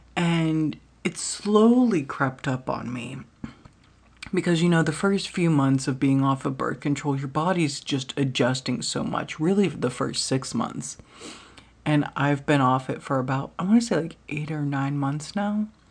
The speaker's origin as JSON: {"language": "English", "country": "United States", "tie": "born or raised there", "said": "I did not grow up in Norway. I grew up in America"}